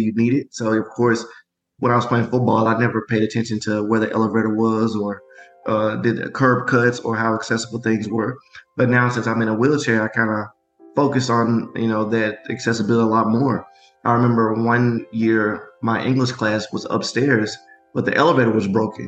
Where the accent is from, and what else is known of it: Memphis, Tennessee, United States; born or raised there